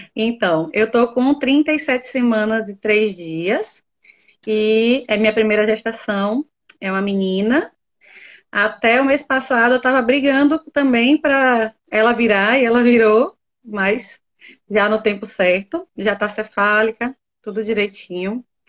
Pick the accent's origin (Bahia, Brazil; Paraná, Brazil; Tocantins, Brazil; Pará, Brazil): Bahia, Brazil; southern; Eu sou daqui do sul da Bahia. Guararema é o nome da minha cidade